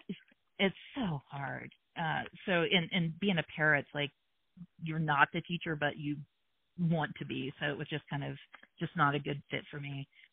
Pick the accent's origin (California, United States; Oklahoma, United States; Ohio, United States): Ohio, United States; Hamilton; also born or lived in Pittsburgh / New York City; we moved to Hamilton, Ohio when I was 4 and that's right outside of Cincinnati. So I grew up in Hamilton